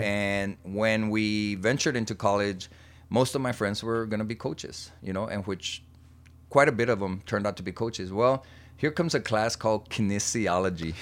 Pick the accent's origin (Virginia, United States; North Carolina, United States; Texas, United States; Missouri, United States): Texas, United States; also born or lived in Laredo, Texas; born and raised in Heronville, Texas